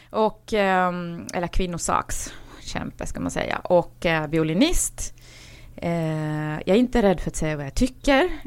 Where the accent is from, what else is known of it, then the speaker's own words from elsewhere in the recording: Finland; jag är dock inte svensk, eh, även om när jag växte upp i Finland eh, så var det så faktiskt att de finskspråkiga väldigt ofta eh, mobba oss.